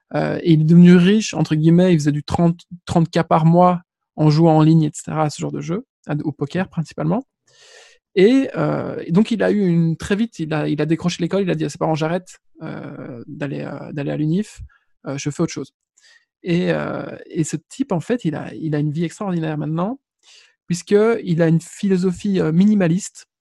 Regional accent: Belgium; on est belge

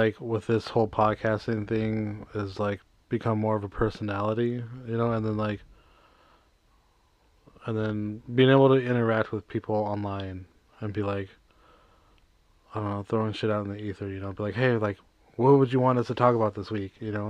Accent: California, United States; Been I'm born and raised in California.

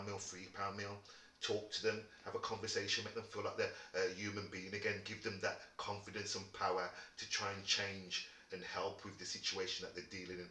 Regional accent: Wolverhampton, West Midlands, United Kingdom; also born or lived in Birmingham; I was born in Wolverhampton, so I'm always going to back where I came from, which is Wolverhampton

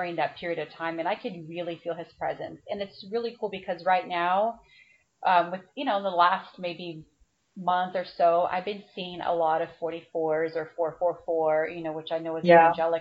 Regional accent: Brazil; moved away; I grew up in Brazil, and I went to Catholic school

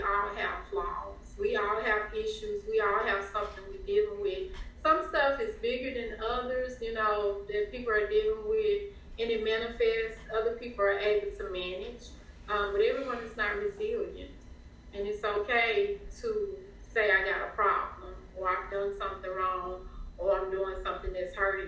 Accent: Memphis, Tennessee, United States; I grew up in South Memphis

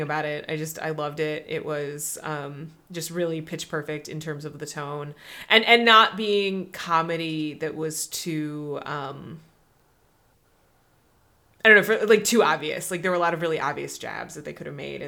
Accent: Midwest, United States; as a Midwesterner, like that Midwestern level of politeness

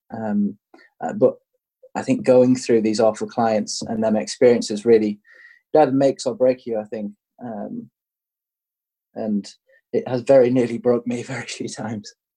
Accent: England, United Kingdom; I'm English

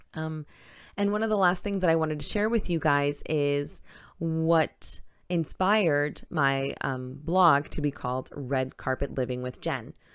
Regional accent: New York City, New York, United States; moved away as an adult; also born or lived in Manhattan / Brooklyn; now in Florida, United States; I, like I had mentioned, am from Queens, New York. Uh, born in Manhattan, spent some time in Queens, lived in Brooklyn, and then back to Queens

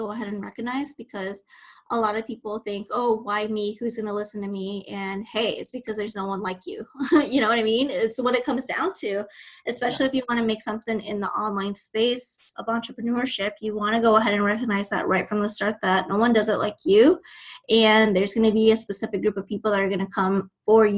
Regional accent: Nebraska, United States; moved away as an adult; now in Texas, United States; originally I'm from Nebraska. I was raised there and I made a move to Texas in 2018.

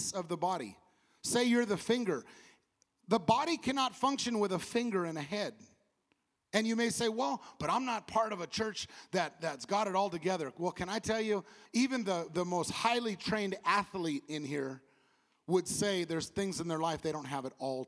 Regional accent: California, United States; I come from California

